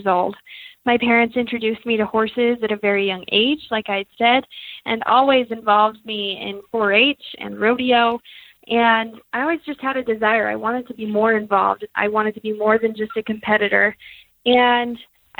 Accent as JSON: {"language": "English", "region": "Idaho", "country": "United States", "tie": "born or raised there", "said": "I grew up on the pretty much between where the North and the South Fork meet in a little town called Manette, Idaho"}